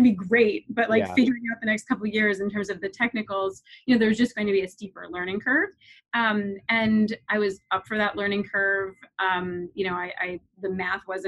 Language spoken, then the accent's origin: English; Eastern Shore of Maryland, United States; moved away as an adult; I grew up on the Eastern Shore of Maryland.